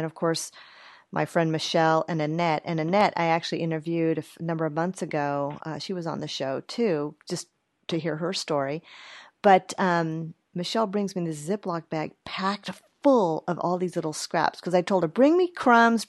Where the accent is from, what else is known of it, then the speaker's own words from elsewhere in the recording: California, United States; I'm from California